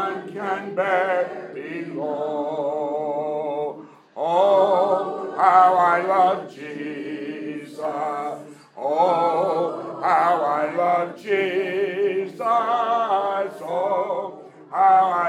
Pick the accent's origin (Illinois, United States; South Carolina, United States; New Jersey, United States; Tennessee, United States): Tennessee, United States; Alamo; when Colette and I were growing up in Alamo, Tennessee